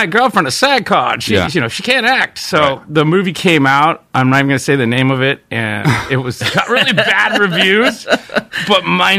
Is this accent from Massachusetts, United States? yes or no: no; Yosemite, California, United States; moved away; I'm the only kid of that generation in my town, because I came from Yosemite, that had movies.